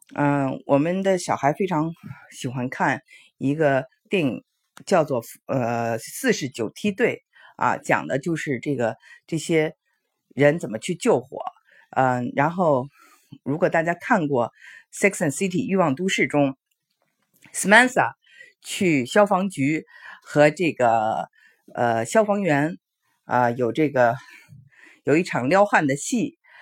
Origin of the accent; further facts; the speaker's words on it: China; now in Houston, United States; 非常值得我们中国人学习的